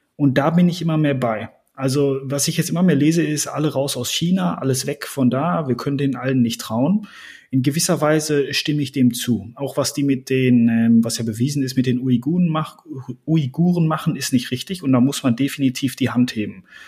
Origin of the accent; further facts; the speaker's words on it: Germany; bei uns in Deutschland